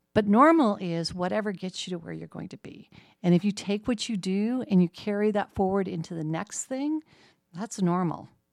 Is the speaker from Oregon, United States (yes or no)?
yes; Medford, Oregon, United States; moved away as an adult; also born or lived in Portland, Oregon / Los Angeles / Eugene, Oregon / West Lafayette, Indiana; now in Muncie, United States; I grew up in a small town that is very much like Muncie called Medford, Oregon